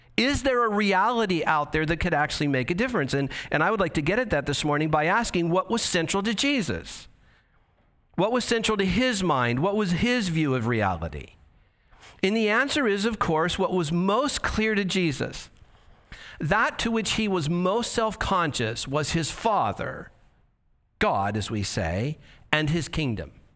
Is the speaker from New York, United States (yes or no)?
no; Santa Ana, California, United States; also born or lived in Yorba Linda / Boise; I'm from Santa Ana.